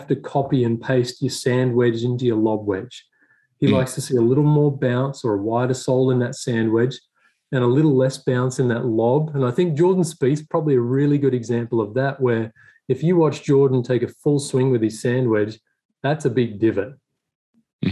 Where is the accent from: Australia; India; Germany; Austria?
Australia; Swan Hill, Victoria; moved away as an adult; also born or lived in Melbourne / Murray Downs, New South Wales; now in United States; I grew up in Melbourne, I grew up in Swan Hill, actually, in Murray Downs